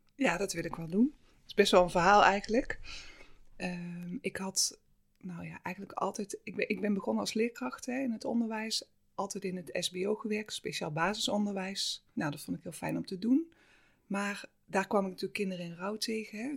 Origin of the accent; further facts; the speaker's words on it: Limburg, Netherlands; also born or lived in Halsteren; Ik ben niet in Limburg geboren, maar eigenlijk vanaf mijn eerste jaar heb ik daar wel gewoon. Mijn ouders zijn echt Limburgers